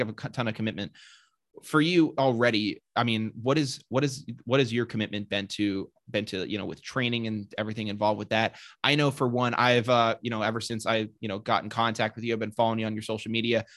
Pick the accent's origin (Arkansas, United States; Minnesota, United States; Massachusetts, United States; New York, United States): Massachusetts, United States; Sutton; I am from Sutton, Massachusetts, so my graduating class had, like, a little over a hundred kids.